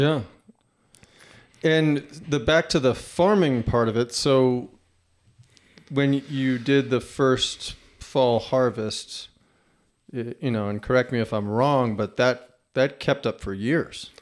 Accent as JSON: {"language": "English", "region": "New Jersey", "country": "United States", "tie": "born or raised there", "moved": "yes", "said": "growing up in New Jersey"}